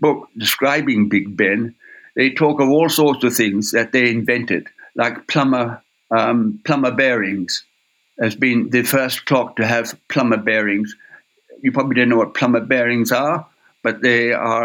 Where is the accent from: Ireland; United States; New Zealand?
Ireland; moved away; I come from Ireland, it's my homeland, and I went back to Ireland in 1980